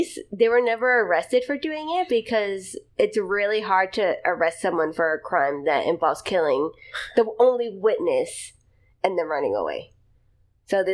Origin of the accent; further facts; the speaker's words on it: Philadelphia, Pennsylvania, United States; I'm from Philly